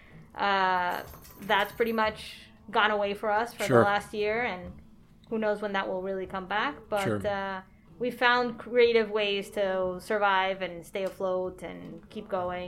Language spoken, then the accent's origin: English; Colombia; also born or lived in California / Arizona / Orlando; now in Miami, United States; Yeah, so I was born here, and I grew up in Colombia for several years. And then came back to the States and lived in California, lived in Arizona, I lived in Orlando for a while